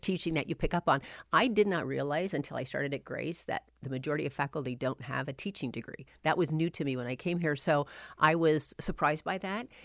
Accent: Anderson, Indiana, United States; also born or lived in North Webster, Indiana / Illinois; I grew up in Anderson, Indiana. That's where, um, I spent my elementary years.

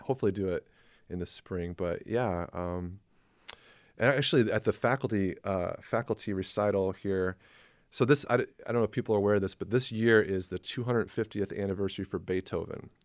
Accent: La Porte, Indiana, United States; moved away as an adult; also born or lived in Twin Cities, Minnesota; I grew up in LaPorte, Indiana

